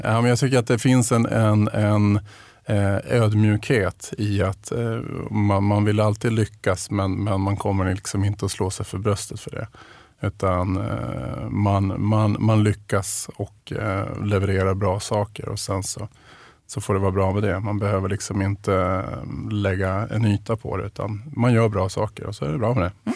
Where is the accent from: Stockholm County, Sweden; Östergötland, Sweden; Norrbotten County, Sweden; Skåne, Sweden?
Norrbotten County, Sweden; Piteå; jag är uppvuxen i Pite största delen av min, min uppväxt.